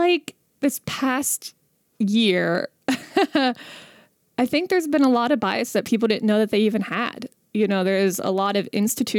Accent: India; I used to have a joke about how how people would say things to me about being Indian, like because I'm Indian.

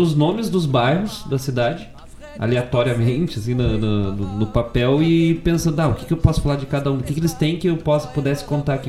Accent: Guaíba, Rio Grande do Sul, Brazil; also born or lived in Bom Jesus; não é a terra onde eu nasci, mas é a terra onde eu me criei e me, e e me percebi

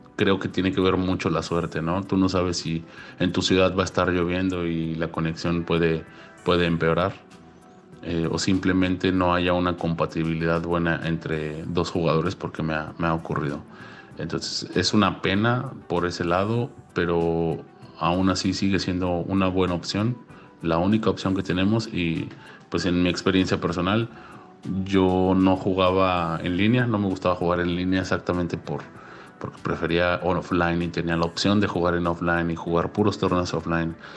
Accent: Mexico; haber calificado como representante mexicano

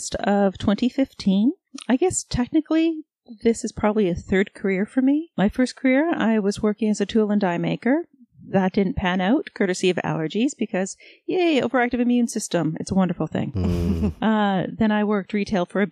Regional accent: Toronto, Ontario, Canada; I grew up in Toronto, a block up from a lovely little club called Jilly's

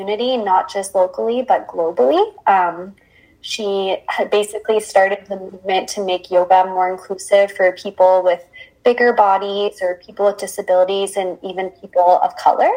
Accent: Windsor, Ontario, Canada; also born or lived in Waterloo / Peterborough; I was born and raised in Windsor, but I lived a few years in Waterloo and a year in Peterborough while I was in school.

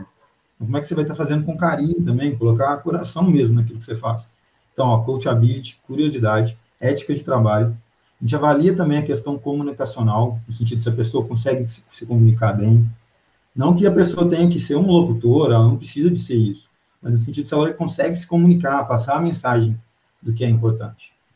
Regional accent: Pará de Minas, Minas Gerais, Brazil; now in Belo Horizonte, Brazil; eu sou de Pará de Minas, grande terra

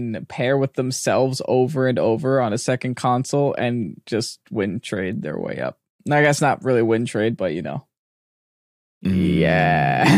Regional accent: New Jersey, United States; I'm from Jersey. I'm allowed to hate on Connecticut.

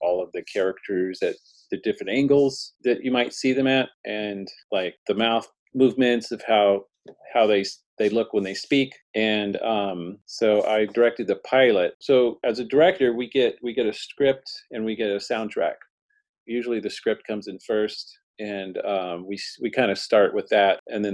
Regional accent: Houston, Texas, United States; now in California, United States; I was originally from Texas. I was born in Houston and grew up in Houston, Texas

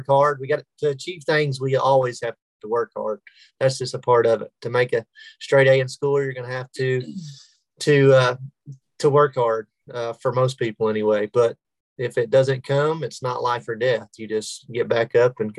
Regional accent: Sulphur, Oklahoma, United States; now in Oklahoma City, United States; I taught there at my hometown, Sulphur, Oklahoma, and coached baseball

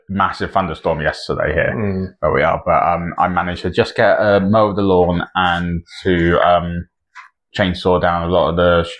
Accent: United Kingdom; I'm British.

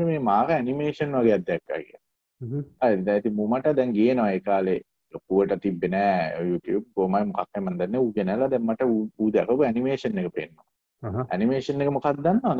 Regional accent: Sri Lanka; moved away; ලංකාව අපේ රටීම

